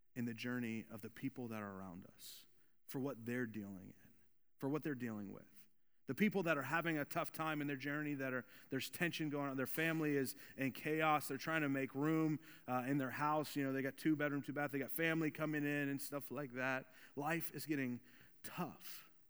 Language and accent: English; Volusia County, Florida, United States; I was born and raised in Volusia County